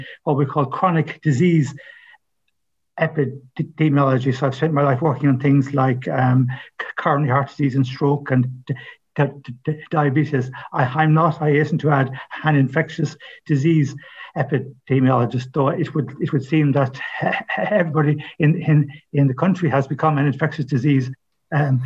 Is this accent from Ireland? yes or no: yes; Ballymote, Connacht, Ireland; moved away; also born or lived in Galway; I'm from Ballymote, County Sligo